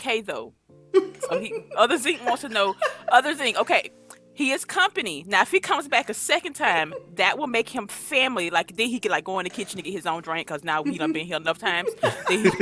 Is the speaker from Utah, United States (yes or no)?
no; Georgia, United States; accent: Georgia; My Georgia accent